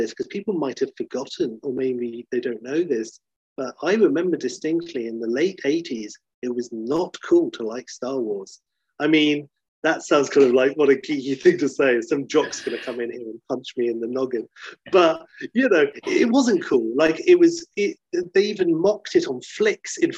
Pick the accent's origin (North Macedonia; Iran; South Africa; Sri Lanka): South Africa; I was born in 1980 in South Africa. So I grew up in a town that only had one cinema, didn't have a cinema, and only a drive